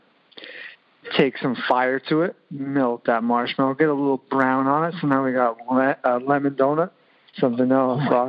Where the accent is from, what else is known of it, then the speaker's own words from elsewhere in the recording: Pennsylvania, United States; grew up in the coal region